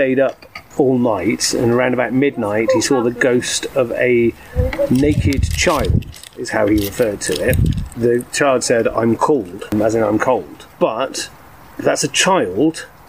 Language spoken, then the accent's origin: English; near Sudeley Castle, Gloucestershire, South West England, United Kingdom; a castle near my hometown, that being Sudley Castle.